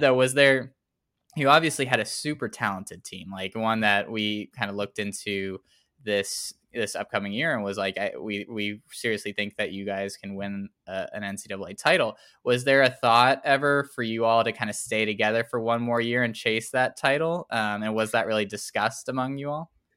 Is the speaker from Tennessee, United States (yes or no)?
yes; Tennessee, United States; grew up in Tennessee